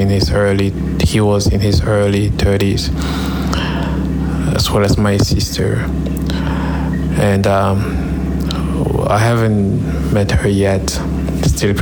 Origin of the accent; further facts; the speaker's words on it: Cameroon; moved away; We come from Cameroon, and we have a lot of heavy background